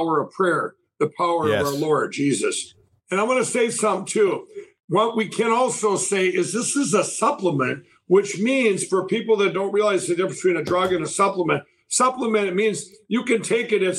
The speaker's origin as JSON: {"language": "English", "region": "Minnesota", "country": "United States", "tie": "born or raised there", "said": "my home state of Minnesota"}